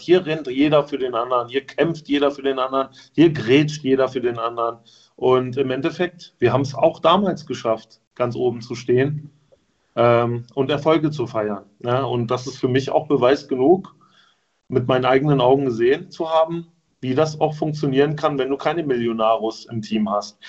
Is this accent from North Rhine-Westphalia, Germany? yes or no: no; Wolfsburg, Lower Saxony, Germany; ich als gebürtiger Wolfsburger